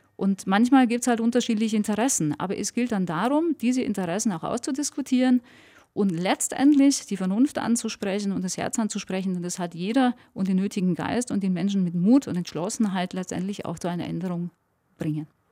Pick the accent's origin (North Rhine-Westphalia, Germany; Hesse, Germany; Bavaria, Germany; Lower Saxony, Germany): Bavaria, Germany; Allgäu; ich liebe meine Heimat, ich bin dort aufgewachsen